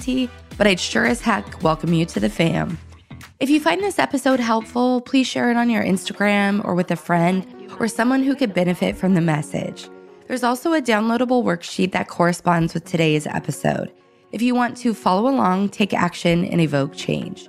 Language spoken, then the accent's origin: English; Northern California, United States; We grew up in Northern California